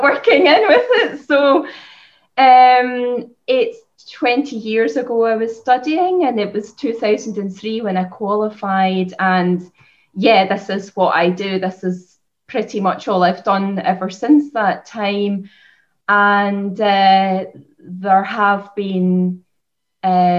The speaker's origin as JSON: {"language": "English", "region": "Scotland", "country": "United Kingdom", "tie": "born or raised there", "also_born_or_lived": "Lancashire", "moved": "as an adult", "lives_now": "Ireland", "said": "I grew up in Scotland. I studied in Lancashire, and I moved to Ireland to set up my clinic"}